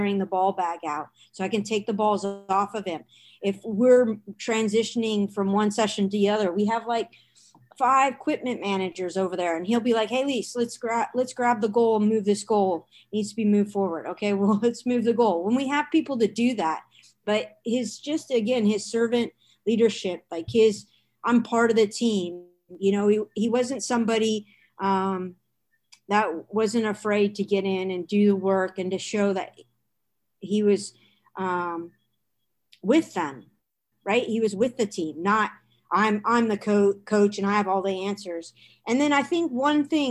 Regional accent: Washington, United States; moved away; also born or lived in Boston; I grew up in Washington State

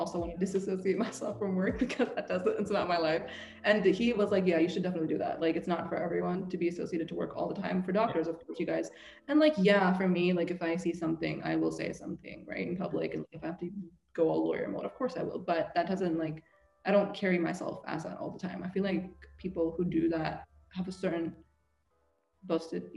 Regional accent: Seattle, Washington, United States; also born or lived in England; I'm from Seattle. We're all hippies

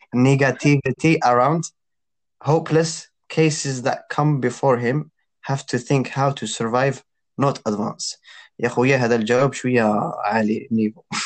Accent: Algeria; حنايا في الجزائر أنا قلال

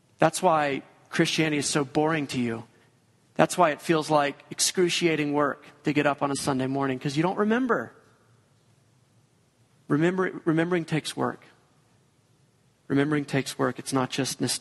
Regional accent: Georgia, United States; moved away; We're both from Georgia.

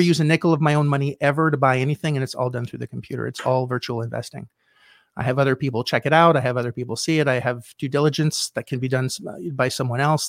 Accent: Canada; I was in Canada. I'm Canadian.

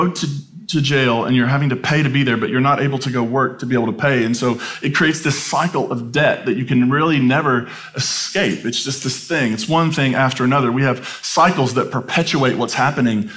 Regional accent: United States

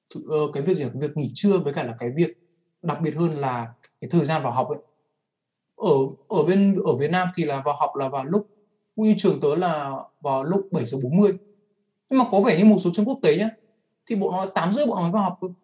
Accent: Vietnam; moved away as an adult; Mình đã được sinh ra và lớn lên ở môi trường Việt.

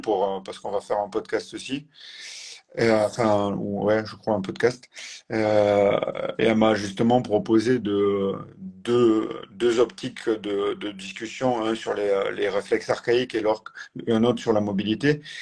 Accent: Tarn, between Toulouse and Albi, Occitania, France; moved away as an adult; now in Strasbourg, France; je suis originaire de Tarn. Exactement, mm. du Tarn, entre Toulouse et Albi.

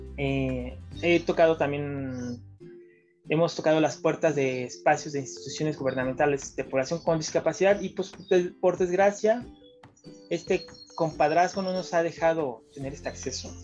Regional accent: Mexico City, Mexico; soy acá de la Ciudad de México

